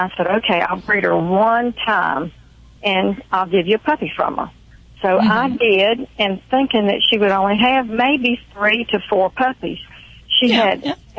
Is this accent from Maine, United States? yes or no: no; Thomasville, Georgia, United States; now in Tallahassee, United States; I'm actually in Tallahassee, Florida, but I'm from Thomasville, Georgia.